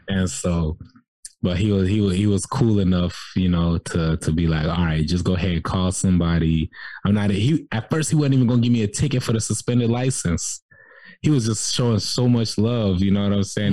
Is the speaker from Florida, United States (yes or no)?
yes; Jacksonville, Florida, United States; moved away as an adult; also born or lived in Cairo, Egypt / South Sudan; now in Atlanta, United States; I grew up in Jacksonville, Florida